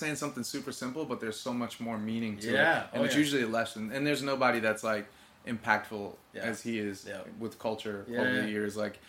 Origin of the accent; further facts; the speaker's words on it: New York, United States; I'm from New York.